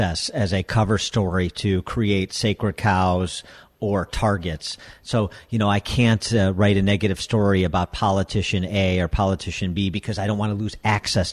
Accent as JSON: {"language": "English", "town": "Chicago", "region": "Illinois", "country": "United States", "tie": "born or raised there", "said": "my hometown paper, the Tribune"}